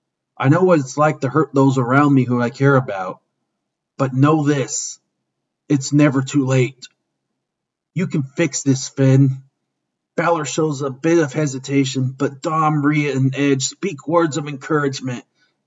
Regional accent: Toronto, Ontario, Canada; retire on my own terms here in my hometown of Toronto.

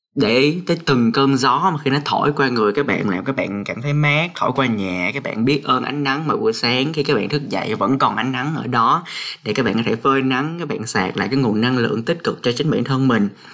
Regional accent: Cà Mau, Vietnam; moved away as an adult; now in Hanoi, Vietnam; mình được sinh ra ở miền Tây Nam Bộ ở Cà Mau

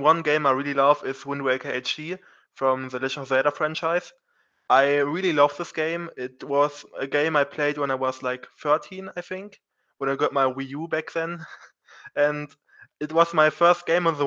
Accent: Germany; I'm from Germany

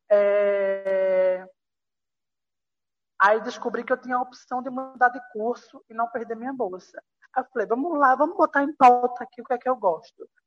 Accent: Caruaru, Pernambuco, Brazil; now in Rio de Janeiro, Brazil; eu tenho 20 anos, sou estudante de jornalismo. Atual, sou de Caruaru

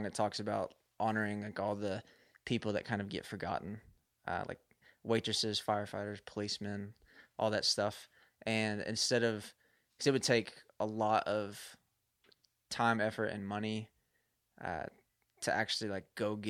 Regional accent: Louisville, Kentucky, United States; I usually claim Louisville, Kentucky.

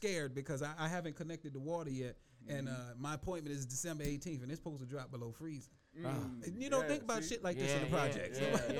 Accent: New York City, New York, United States; also born or lived in Charleston, South Carolina; Bronx, New York, born and raised. Okay. I did a 2-month stint in Charleston, South Carolina, and I hated it.

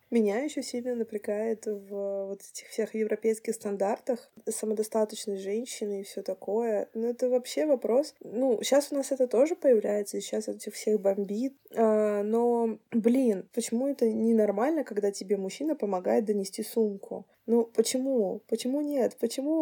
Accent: Russia; now in Estonia; У нас на самом деле очень веселые люди

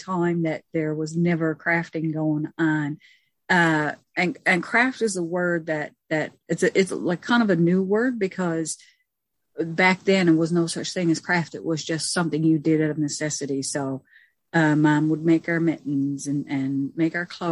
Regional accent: Red Bay, Newfoundland and Labrador, Canada; I grew up in Red Bay. That's in the Labrador Straits area.

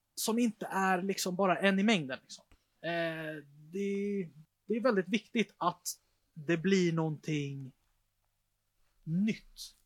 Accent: Stockholm, Stockholm County, Sweden; där jag är uppvuxen

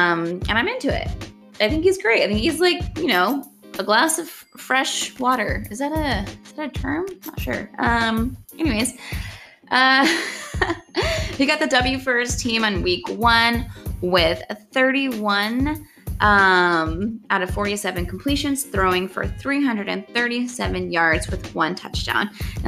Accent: Denver, Colorado, United States; I am from Denver.

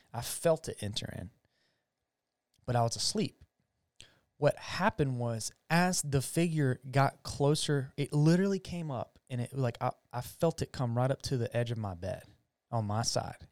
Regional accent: United States; I'm an American, I'm a gringo

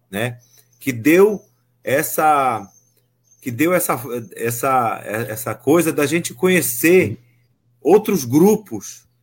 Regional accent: Pará, Brazil; accent: carimbó chamegado; Aqui na região oeste do Pará, o nosso sotaque a gente chama de carimbó

